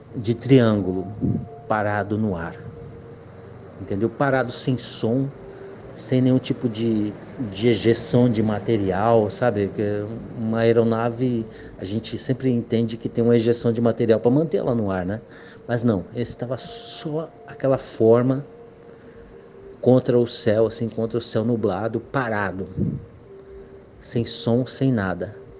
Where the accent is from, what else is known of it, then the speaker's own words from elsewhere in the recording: Guarujá, São Paulo, Brazil; eu sou de Guarujá, São Paulo